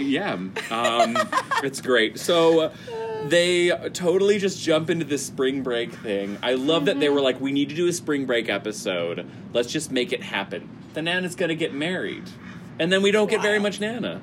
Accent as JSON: {"language": "English", "town": "Chicago", "region": "Illinois", "country": "United States", "tie": "born or raised there", "moved": "yes", "said": "I'm from Chicago"}